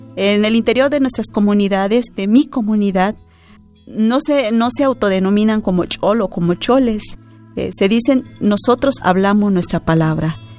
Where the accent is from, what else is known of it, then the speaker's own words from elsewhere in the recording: Ch'ol people, Chiapas, Mexico; first language Ch'ol; Spanish is a second language; Yo crecí con la palabra de los chaño. Mis padres hablan únicamente la palabra Chan no hablan el español